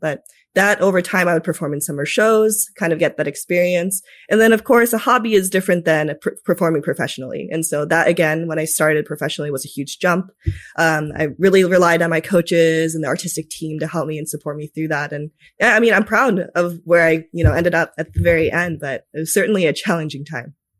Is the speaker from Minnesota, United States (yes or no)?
yes; Minnesota, United States; also born or lived in Tokyo, Japan; I was raised in Minnesota after that for the most part.